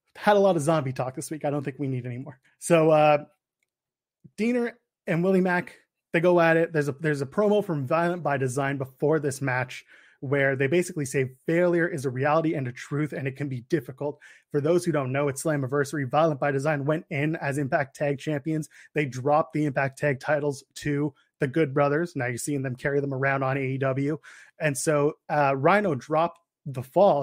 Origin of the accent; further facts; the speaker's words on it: Canada; the Canadian boy. I am a Canadian boy